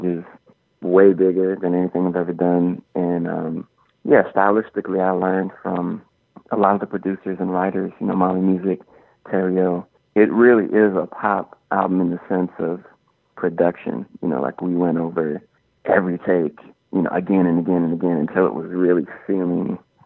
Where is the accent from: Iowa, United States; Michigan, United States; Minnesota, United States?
Minnesota, United States; Minneapolis; growing up in Minneapolis